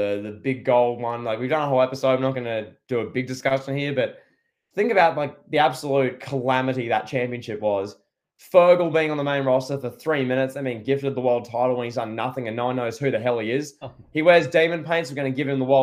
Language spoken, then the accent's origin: English; Australia; I'm Australian, so I sound different